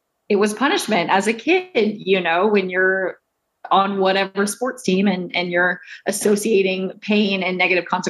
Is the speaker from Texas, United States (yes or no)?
yes; Houston, Texas, United States; I grew up in Houston